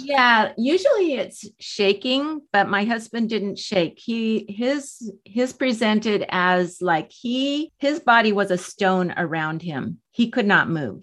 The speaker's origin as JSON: {"language": "English", "town": "San Diego", "region": "California", "country": "United States", "tie": "born or raised there", "said": "I was born in San Diego. I have lived here all my seventy-two years"}